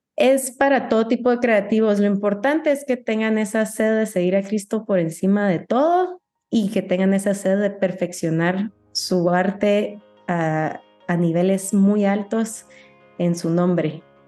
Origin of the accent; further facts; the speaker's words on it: Guatemala; also born or lived in United States / Paris; como guatemalteca